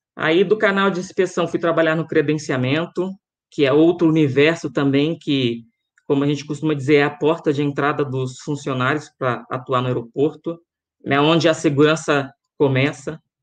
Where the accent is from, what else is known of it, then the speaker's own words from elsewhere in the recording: Rio de Janeiro, Brazil; now in Guarulhos, Brazil; sou carioca, morei até 95 no Rio de Janeiro, e no ano de 96 vim para cá, para São Paulo.